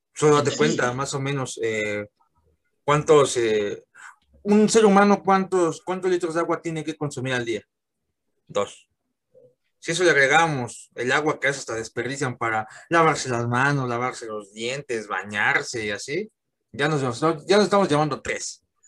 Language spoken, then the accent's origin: Spanish; Mexico; aquí en mi país